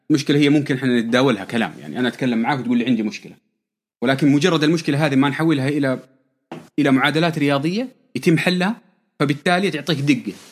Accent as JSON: {"language": "Arabic", "town": "Taif", "region": "Makkah Province", "country": "Saudi Arabia", "tie": "born or raised there", "said": "آه، من مواليد الطائف تربية الطائف أهلي من مكة أساسا"}